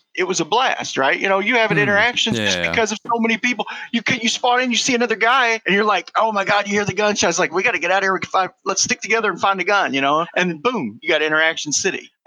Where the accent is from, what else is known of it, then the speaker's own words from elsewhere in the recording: Kentucky, United States; I'm from Kentucky